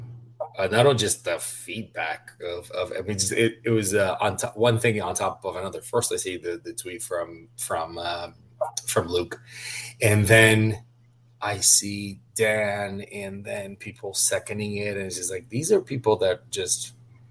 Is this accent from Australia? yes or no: no; Curitiba, Paraná, Brazil; English is a second language; moved away as an adult; also born or lived in Orlando, Florida; now in United States; was born and raised in Brazil, and particularly, especially, not just being from Brazil, but being from Curitiba